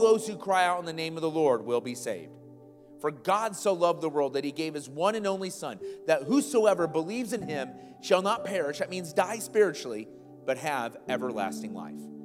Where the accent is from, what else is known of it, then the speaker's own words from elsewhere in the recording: Iowa, United States; moved away; I grew up in Iowa